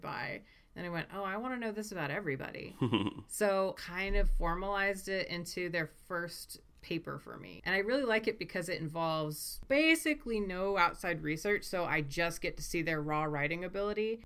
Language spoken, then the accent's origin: English; Las Cruces, New Mexico, United States; also born or lived in Coleraine, Northern Ireland; I grew up in Las Cruces, America. That's what my dad always called it, but Las Cruces, New Mexico